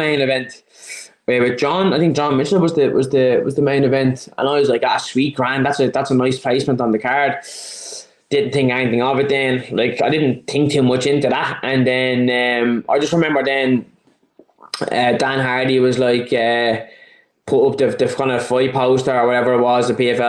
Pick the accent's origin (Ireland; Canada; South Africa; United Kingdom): Ireland; Dublin, Leinster; I'm from Dublin, it's in Dublin.